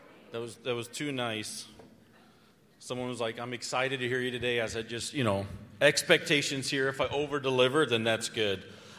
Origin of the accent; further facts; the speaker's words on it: Missouri, United States; born there; I've never lived anywhere longer than 8 years or so. I was born in Missouri. It's the middle of the country.